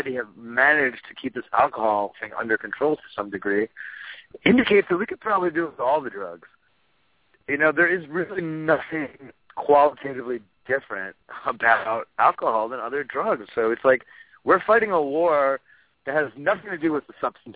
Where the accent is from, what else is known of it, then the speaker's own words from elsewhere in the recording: New York City, New York, United States; I grew up in New York City